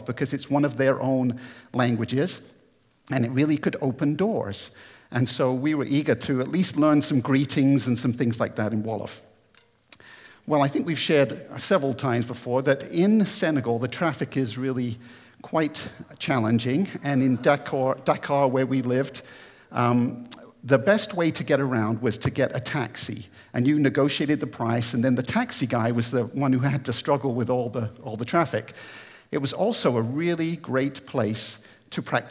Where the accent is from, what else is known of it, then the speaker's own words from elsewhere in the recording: United States; moved away as an adult; I'm American